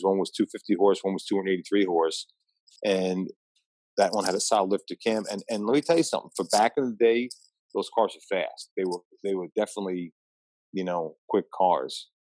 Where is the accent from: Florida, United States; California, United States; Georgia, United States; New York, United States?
New York, United States; Long Island; also born or lived in Queens, New York; I was born in Queens, raised in Long Island